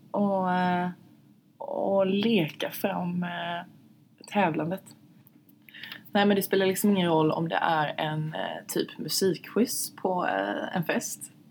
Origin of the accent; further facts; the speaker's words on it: southern Sweden, Sweden; hemma i södra Sverige